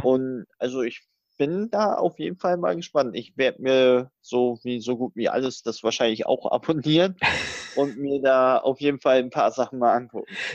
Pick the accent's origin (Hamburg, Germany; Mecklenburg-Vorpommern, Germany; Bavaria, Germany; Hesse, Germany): Mecklenburg-Vorpommern, Germany; Rostock; moved away; Bin jetzt morgen tatsächlich mal wieder in Rostock, in MV, in meiner alten Heimat